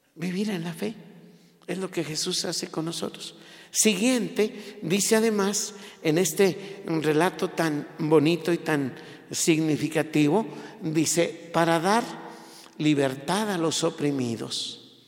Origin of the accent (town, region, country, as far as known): Mexico